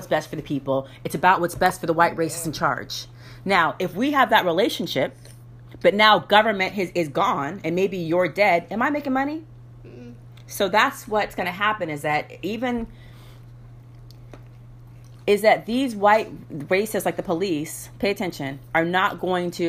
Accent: United States

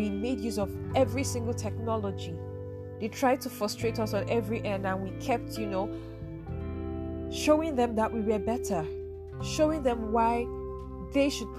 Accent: Nigeria; being a Nigerian youth in this generation

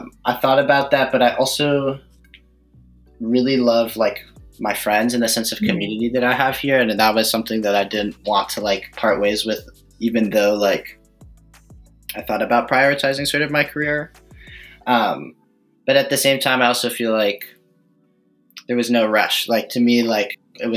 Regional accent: New York City, New York, United States; moved away as an adult; now in Middletown, Connecticut, United States; I grew up in Manhattan.

